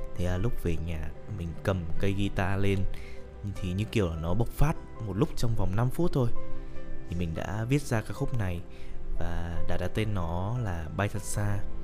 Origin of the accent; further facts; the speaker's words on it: Hanoi, Vietnam; moved away as an adult; now in Ho Chi Minh City, Vietnam; sinh ra và lớn lên tại Hà Nội